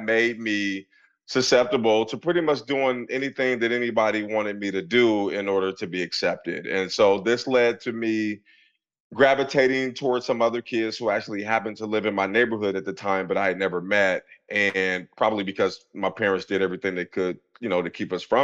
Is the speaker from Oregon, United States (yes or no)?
yes; Portland, Oregon, United States; moved away as an adult; now in Pennsylvania, United States; I grew up in Portland, Oregon in the 80s